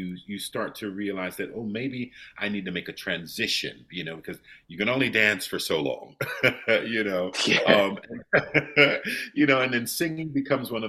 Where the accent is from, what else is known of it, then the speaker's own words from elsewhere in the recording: Ohio, United States; also born or lived in New York / Germany; now in London, United Kingdom; I grew up in the Midwest, in Ohio